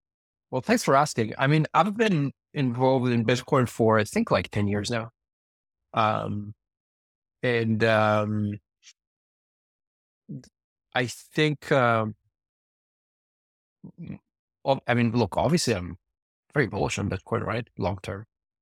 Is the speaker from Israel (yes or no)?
yes; Israel; now in United States; I'm originally from Israel.